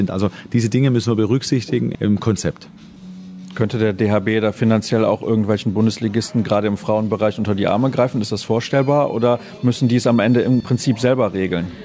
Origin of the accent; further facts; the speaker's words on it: Germany; Also ich finde das natürlich gut, weil wir kommen aus Deutschland und wir haben dann kurze Wege